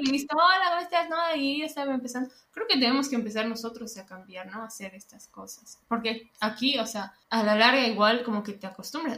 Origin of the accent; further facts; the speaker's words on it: Bolivia; moved away; entre bolivianos